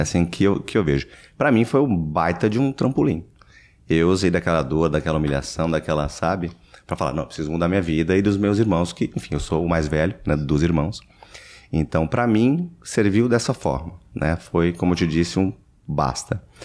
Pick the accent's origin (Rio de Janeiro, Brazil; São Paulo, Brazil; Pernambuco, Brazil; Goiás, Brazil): São Paulo, Brazil; moved away as an adult; now in United States; Eu nasci em São Paulo, é capital